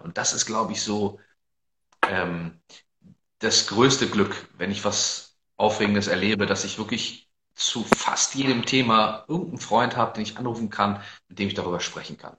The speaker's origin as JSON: {"language": "German", "region": "Northern Germany", "country": "Germany", "said": "wobei ich mich tatsächlich gar nicht so unbedingt als typischen Norddeutschen bezeichnen würde"}